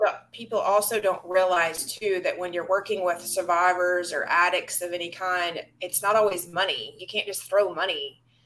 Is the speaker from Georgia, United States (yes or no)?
yes; Georgia, United States; moved away; my own former backyard where I grew up in Georgia.